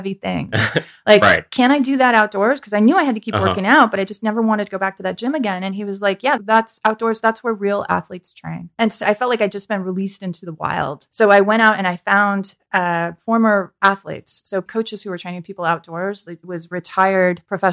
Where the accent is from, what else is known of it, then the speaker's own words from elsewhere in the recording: San Francisco Peninsula, California, United States; also born or lived in Santa Cruz; I was born in San Francisco, grew up on the peninsula